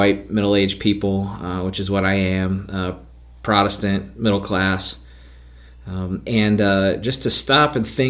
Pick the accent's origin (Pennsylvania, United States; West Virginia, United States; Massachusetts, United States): West Virginia, United States; Clarksburg; did we ever have segregation in my hometown